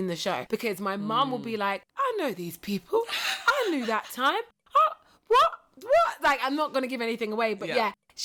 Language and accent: English; United Kingdom; moved away as an adult; now in Los Angeles, United States; I'm this curvy British black chick